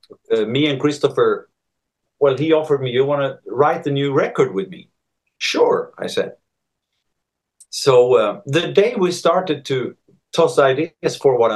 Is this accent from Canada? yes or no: no; Sweden; now in Spain; I'm from Sweden. I'm born in Sweden and I grew up there